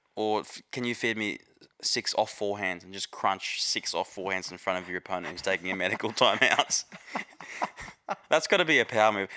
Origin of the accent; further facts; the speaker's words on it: Australia; as an Aussie